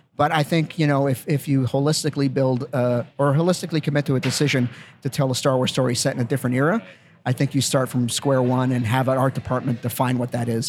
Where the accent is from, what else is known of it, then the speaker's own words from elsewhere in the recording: Winnipeg, Manitoba, Canada; moved away; growing up in Winnipeg